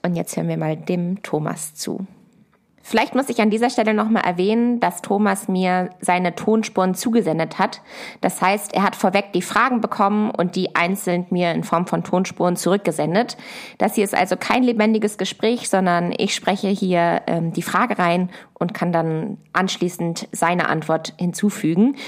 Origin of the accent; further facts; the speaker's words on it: Hanover, Lower Saxony, Germany; moved away as an adult; also born or lived in Göttingen / Berlin; ich komme aus Hannover und bin auf einem Ackerbaubetrieb aufgewachsen in einem 300-Seelen-Dörfchen.